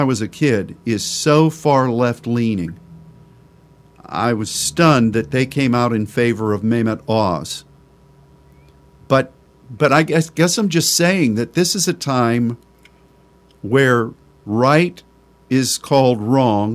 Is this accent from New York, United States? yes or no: no; Pennsylvania, United States; moved away; also born or lived in Texas; Texas is my home state. But the land of my upbringing, Pennsylvania